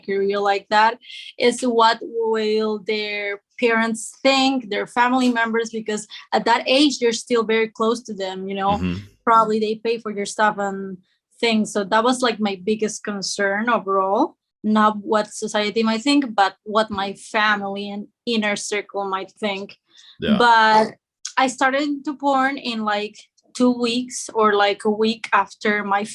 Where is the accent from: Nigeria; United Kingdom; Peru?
Peru; moved away as an adult; now in Spain; I'm not Spanish. I live in Spain, but I was born in Peru and I traveled to Spain to study